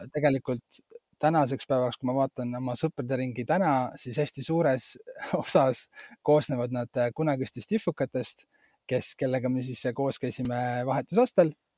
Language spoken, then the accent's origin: Estonian; Estonia; mina olen pärit nagu ühest sellisest väga nagu väiksest äh, Eesti, Eesti kohast